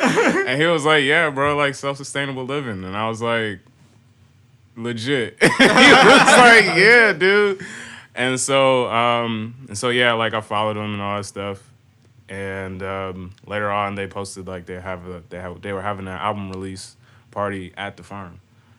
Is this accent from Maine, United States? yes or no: no; Boston, Massachusetts, United States; moved away; also born or lived in Virginia; So like, originally, like, I'm from Boston, and I was there like in my youth, you know what I'm saying? But then my mom, she like moved down to like Virginia and all that stuff